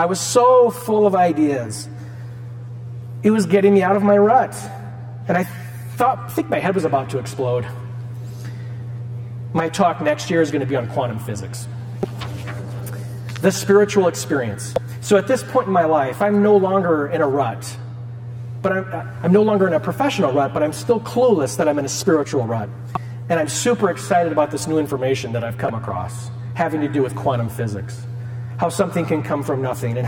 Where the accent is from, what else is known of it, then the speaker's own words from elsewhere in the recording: Cedar Rapids, Iowa, United States; I'm from Cedar Rapids, I went to All Saints and Regis